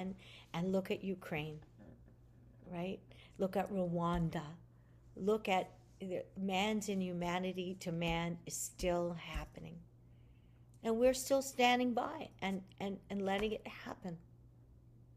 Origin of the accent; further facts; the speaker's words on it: Montreal, Quebec, Canada; I'm Canadian